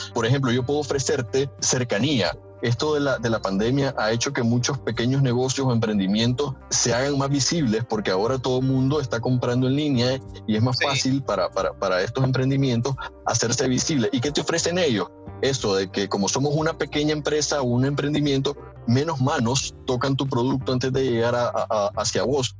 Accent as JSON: {"language": "Spanish", "country": "Nicaragua", "said": "nosotros como, como nicaragüenses"}